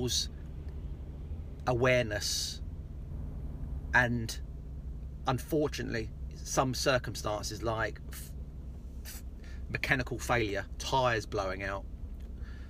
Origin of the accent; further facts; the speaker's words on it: near Portsmouth, South East England, United Kingdom; moved away; my hometown near Portsmouth